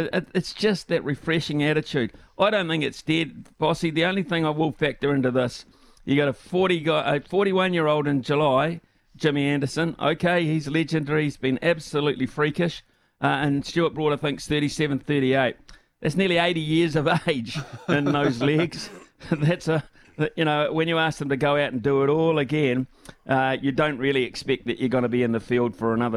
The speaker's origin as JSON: {"language": "English", "country": "New Zealand"}